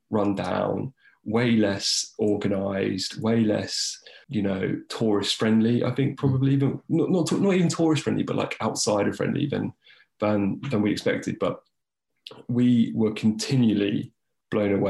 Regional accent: United Kingdom; being British

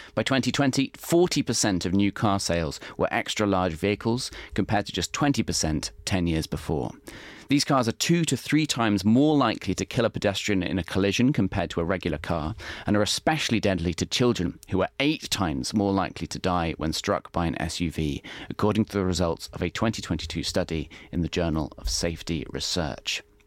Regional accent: Warwick, West Midlands, United Kingdom; now in London, United Kingdom; I'm from the Midlands, uh, uh, and in Warwick, when, you know, we, I'd walk an hour to get to school

